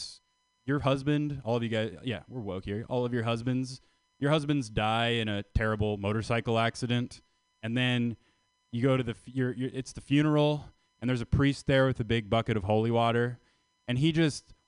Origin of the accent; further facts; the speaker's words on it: Canada; I'm from Canada